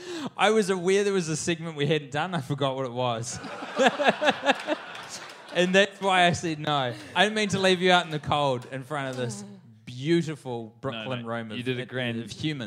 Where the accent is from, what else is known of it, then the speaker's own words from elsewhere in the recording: New Zealand; Well, I'm from New Zealand.